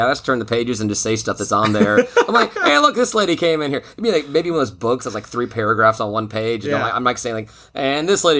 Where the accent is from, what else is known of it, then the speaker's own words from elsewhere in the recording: Alpharetta, Georgia, United States; I grew up in Alpharetta, so I've got a 770.